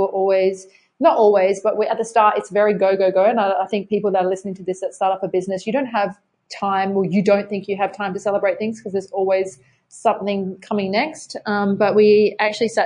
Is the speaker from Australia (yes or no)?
yes; Adelaide, South Australia, Australia; growing up in Adelaide